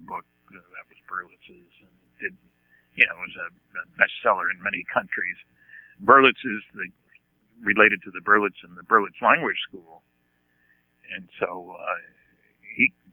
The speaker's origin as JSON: {"language": "English", "region": "California", "country": "United States", "said": "You know, I'm a cheapskate from California."}